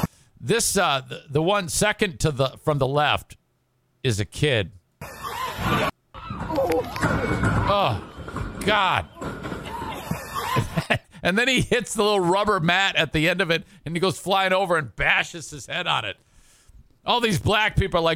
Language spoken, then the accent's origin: English; Detroit, Michigan, United States; where I grew up in Detroit